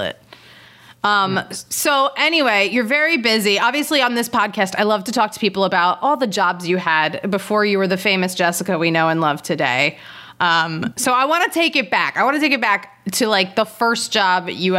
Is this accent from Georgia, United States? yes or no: no; Philadelphia, Pennsylvania, United States; I'm from Philadelphia, suburb of Philadelphia.